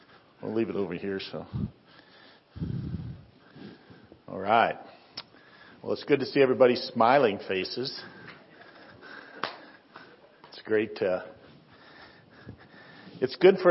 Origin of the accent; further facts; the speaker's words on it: Northwest Ohio, United States; now in Windsor, United States; So we grew up in Northwest Ohio.